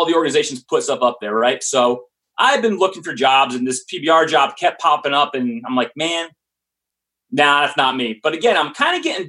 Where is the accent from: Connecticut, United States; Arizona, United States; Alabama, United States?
Connecticut, United States; moved away as an adult; also born or lived in Pennsylvania / Colorado; I'm a Connecticut native